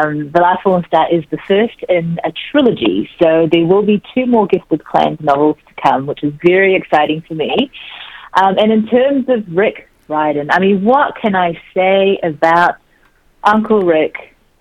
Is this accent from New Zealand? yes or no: yes; New Zealand; also born or lived in South Korea; I was born in Korea, and our family immigrated to New Zealand when I was three